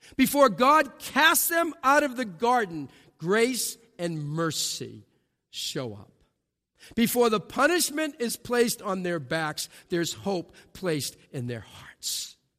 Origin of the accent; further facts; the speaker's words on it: New England, United States; I'm from New England